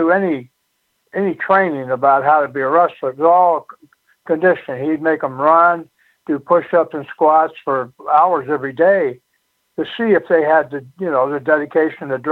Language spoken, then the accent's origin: English; Michigan, United States; moved away as an adult; I grew up in Michigan.